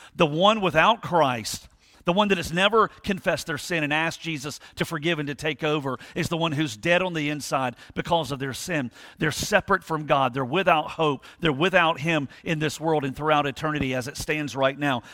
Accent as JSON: {"language": "English", "town": "Thunderbolt", "region": "Georgia", "country": "United States", "tie": "born or raised there", "said": "I grew up in almost near Thunderbolt"}